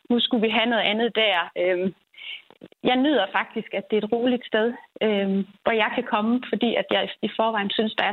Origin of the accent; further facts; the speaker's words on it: Aarhus, Central Denmark Region, Denmark; nu kommer jeg fra Aarhus af